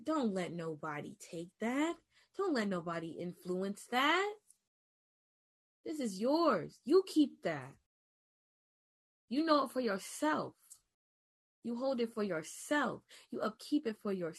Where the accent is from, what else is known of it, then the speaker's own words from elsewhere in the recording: New York, United States; I'm from New York